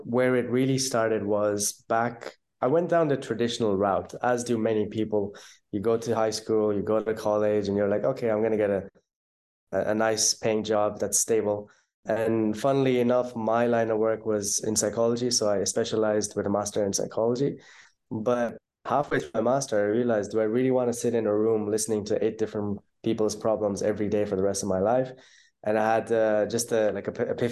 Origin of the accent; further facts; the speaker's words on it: Ireland; accent: Irish; moved away as an adult; also born or lived in Pakistan / Netherlands / Bali / Dubai; now in Bulgaria; I was born in Pakistan. When I was around six, I moved to Ireland. My family's in Ireland now. We're pretty much based there. You might hear some of the Irish accent coming through.